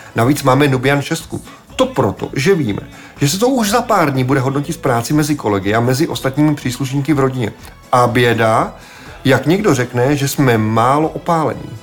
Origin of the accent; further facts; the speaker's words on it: Czechia